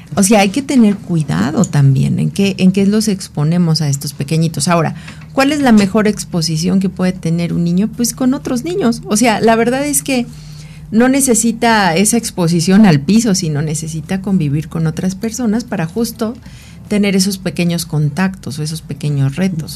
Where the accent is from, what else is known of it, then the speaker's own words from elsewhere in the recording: Mexico; nuestra mentalidad como mexicanos no es así